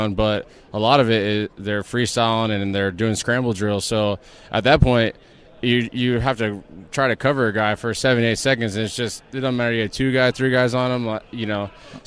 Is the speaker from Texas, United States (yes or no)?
yes; San Antonio, Texas, United States; I grew up in San Antonio